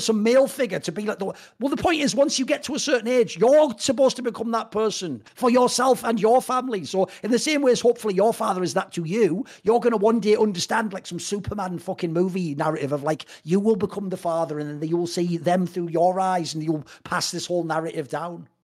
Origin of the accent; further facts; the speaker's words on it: England, United Kingdom; I come from England